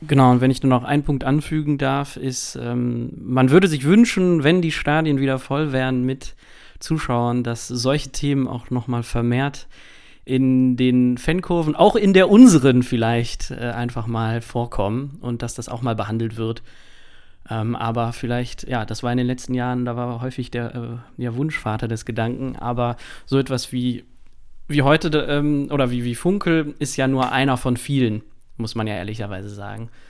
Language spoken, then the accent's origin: German; Krefeld, North Rhine-Westphalia, Germany; moved away; ich komme ursprünglich aus Krefeld